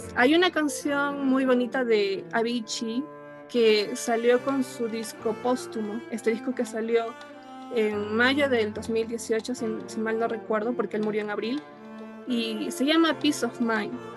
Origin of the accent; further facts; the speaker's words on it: Peru; como peruanos